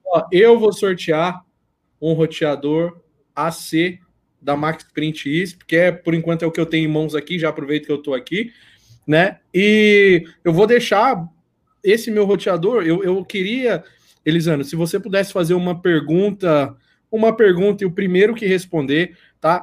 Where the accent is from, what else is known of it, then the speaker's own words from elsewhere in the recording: Sorocaba, São Paulo, Brazil; eu sou de Sorocaba